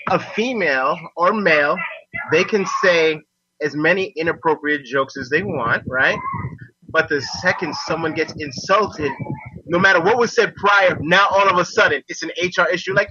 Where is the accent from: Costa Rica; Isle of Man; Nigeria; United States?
Costa Rica; I'm actually from Costa Rica